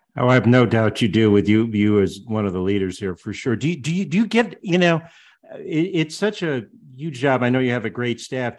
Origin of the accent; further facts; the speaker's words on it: Central Connecticut, United States; I grew up in Central Connecticut